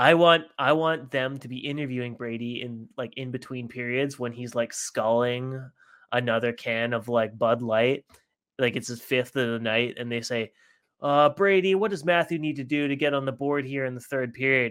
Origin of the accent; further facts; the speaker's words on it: Vancouver, British Columbia, Canada; we're from Vancouver